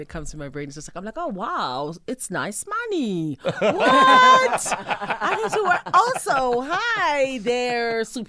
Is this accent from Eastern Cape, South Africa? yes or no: yes; Mthatha, Eastern Cape, South Africa; And also, because I'm Xhosa every day. {S2} Yeah. {S1} And I'm from the Eastern Cape, Mthatha.